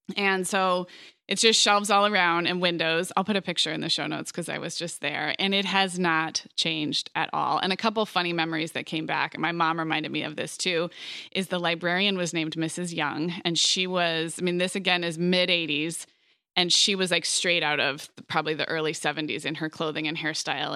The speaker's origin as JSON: {"language": "English", "town": "Santa Barbara", "region": "California", "country": "United States", "tie": "born or raised there", "also_born_or_lived": "Montecito", "moved": "yes"}